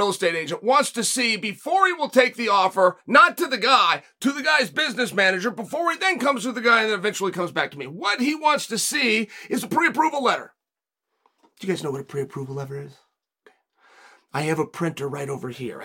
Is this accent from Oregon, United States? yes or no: yes; West Linn, Oregon, United States; I was born in West Lynn, but I will die in West Lynn. I will never leave.